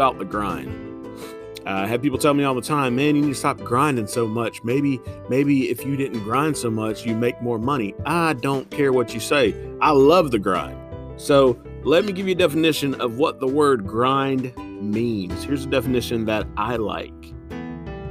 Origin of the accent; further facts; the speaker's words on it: Indiana, United States; now in Newnan, United States; Midwesterner here. Yeah, I'm from Indiana.